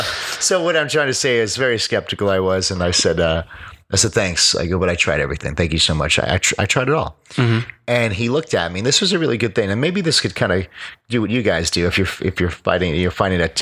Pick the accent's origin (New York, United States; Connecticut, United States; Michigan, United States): New York, United States; moved away; also born or lived in Sarasota, Florida / Orlando, Florida; I grew up in New York